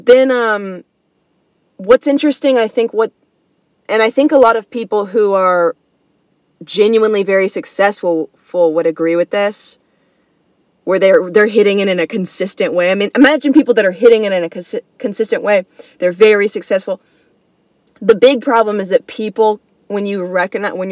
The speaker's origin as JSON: {"language": "English", "country": "United States", "tie": "born or raised there", "said": "being an American, you know, being born as an American"}